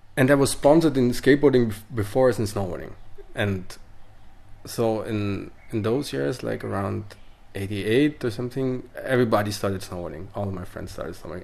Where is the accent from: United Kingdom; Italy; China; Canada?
Italy; English is a second language; I come from the Western Dolomites